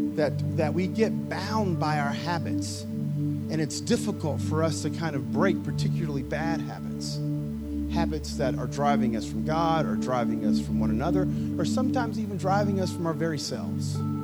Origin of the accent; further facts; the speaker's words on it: the South, United States; I grew up in the South